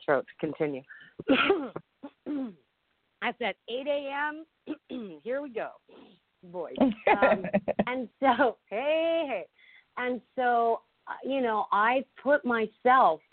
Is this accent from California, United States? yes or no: yes; Los Angeles, California, United States; I was raised in the Hollywood Hills in the 60s.